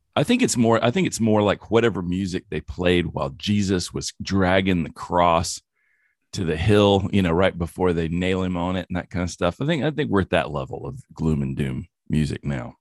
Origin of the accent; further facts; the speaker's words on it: the Bible Belt, the South, United States; I come from the Bible Belt and I went to church a lot